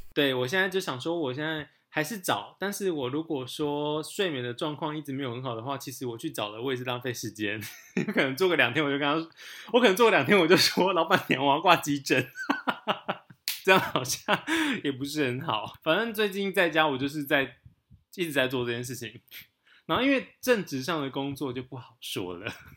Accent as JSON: {"language": "Chinese", "country": "Taiwan", "tie": "born or raised there", "said": "我们就是从小在台湾的思想里面长大的"}